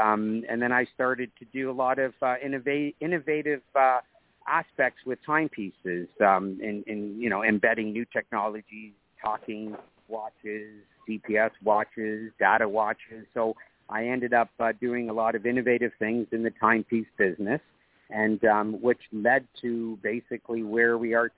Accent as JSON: {"language": "English", "town": "Toronto", "region": "Ontario", "country": "Canada", "tie": "born or raised there", "said": "So I'm born and raised in Toronto, Canada. Middle-class family"}